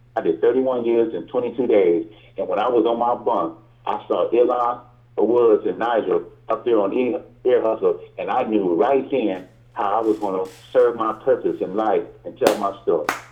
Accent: Riverside, United States; growing up in Riverside

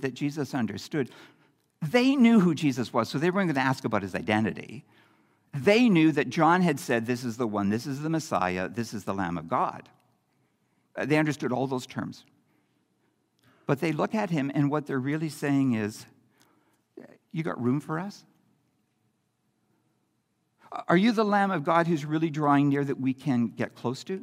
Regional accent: Campbell River, British Columbia, Canada; as a kid growing up in Campbell River

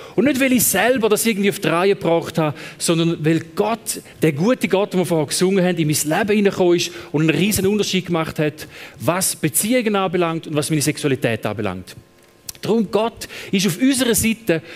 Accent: Eastern Switzerland, Switzerland; also born or lived in Thun; now in Lucerne, Switzerland; ich komme ursprünglich aus der Ostschweiz

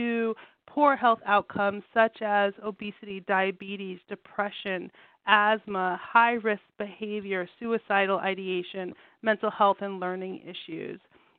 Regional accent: Southern California, United States; I grew up in Southern California

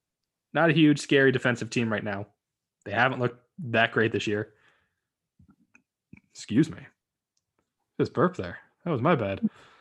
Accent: New Jersey, United States; I grew up in New Jersey.

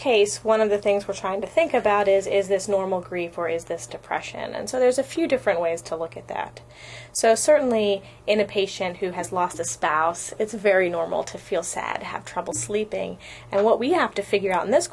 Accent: Philadelphia, Pennsylvania, United States; moved away as an adult; also born or lived in Baltimore, Maryland; now in California, United States; I'm from Pennsylvania originally. I grew up in the suburbs of Philadelphia.

